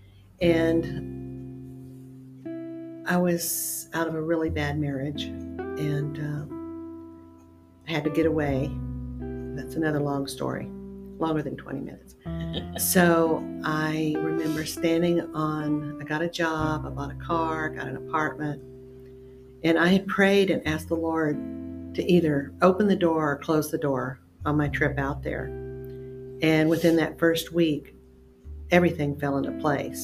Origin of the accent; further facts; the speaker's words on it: Pasadena, Texas, United States; moved away as an adult; I was born in Pasadena, Texas, and never left the state of Texas until I was 18